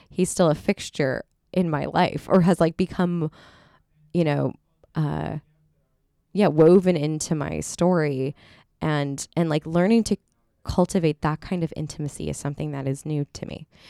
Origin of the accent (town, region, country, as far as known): two hours from Redlands, California, United States; born or raised there; also born or lived in Seattle; now in Los Angeles, United States